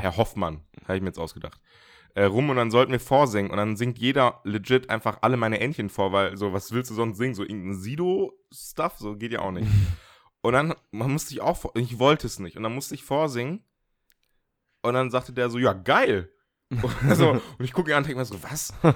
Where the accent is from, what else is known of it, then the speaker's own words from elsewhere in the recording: a village in northern Germany, Germany; also ich kann ein bisschen platt, also so norddeutsches platt. Also verstehen kann ich es äh, komplett, Einfach weil bei mir im Dorf, ich komme aus dem Dorf, so die alten Leute platt gesprochen haben